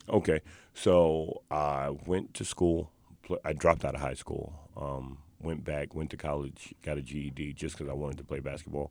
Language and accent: English; New York City, New York, United States; I was born and raised in the South Bronx